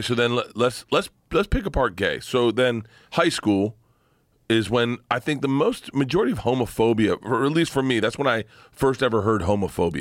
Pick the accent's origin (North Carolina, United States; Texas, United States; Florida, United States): Florida, United States; growing up in Florida.